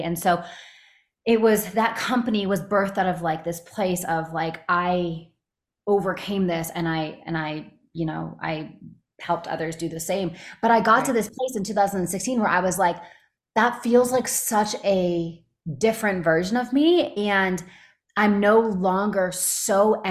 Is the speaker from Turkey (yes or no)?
no; Canada; also born or lived in Los Angeles; now in United States; I'm from Canada